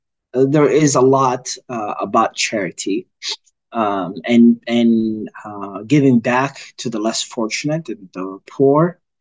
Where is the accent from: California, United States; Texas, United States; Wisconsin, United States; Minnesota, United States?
Minnesota, United States; I am a resident here in Minneapolis. I grew up in the Twin Cities area. I've lived here most of my life, actually. I came here when I was about 12.